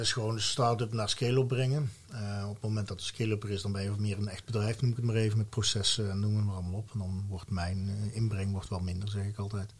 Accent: Valkenswaard, North Brabant, Netherlands; also born or lived in Mierlo; een Brabander van oorsprong, Valkenswaard, geboren in Mierlo. Dus echt opgevoed met carnaval

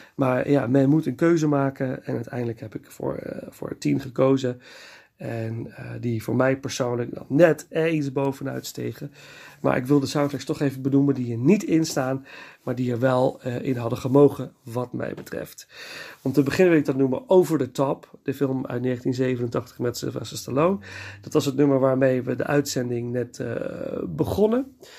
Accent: Nijmegen, Gelderland, Netherlands; moved away; in een van de bioscopen in Nijmegen, waar ik ben geboren

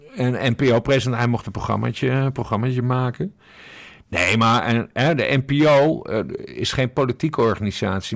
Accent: Sint Maarten; also born or lived in Curaçao; now in Netherlands; geboren op Curaçao, getogen op Sint Maarten en nu in Nederland

